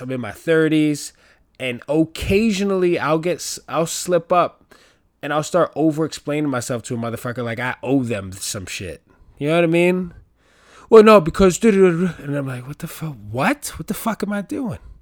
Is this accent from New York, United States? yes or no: yes; New York City, New York, United States; I'm from the Bronx